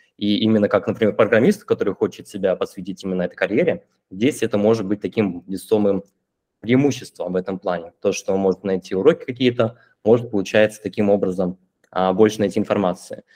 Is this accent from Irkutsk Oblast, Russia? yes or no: yes; Irkutsk, Irkutsk Oblast, Russia; now in Limassol, Cyprus; Я, получается, из Сибири, из Иркутска. Сейчас я нахожусь в Лимассоле